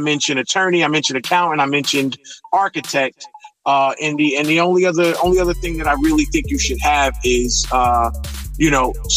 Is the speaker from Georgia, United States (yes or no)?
no; East Orange, New Jersey, United States; I grew up in East Orange in North New Jersey